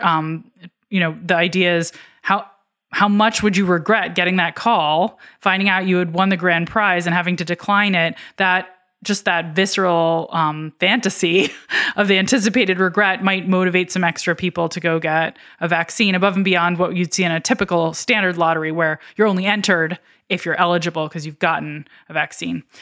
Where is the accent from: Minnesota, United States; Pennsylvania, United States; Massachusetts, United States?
Pennsylvania, United States; Philadelphia; my hometown of Philadelphia